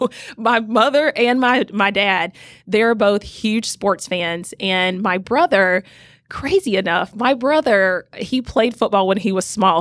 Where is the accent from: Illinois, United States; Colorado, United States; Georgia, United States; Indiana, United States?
Georgia, United States; Rome; I grew up in a small little town called Rome, Georgia, which is in Northwest Georgia